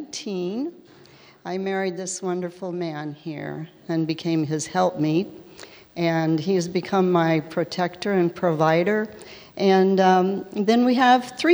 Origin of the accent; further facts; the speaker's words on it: Tulsa, Oklahoma, United States; I was born in Tulsa, Oklahoma, to parents who were way too young to be parenting.